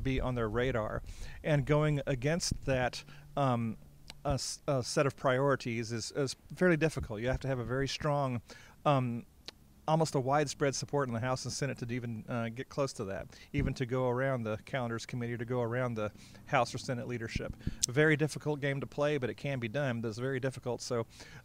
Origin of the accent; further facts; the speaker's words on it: Denton, Texas, United States; I'm from the Denton area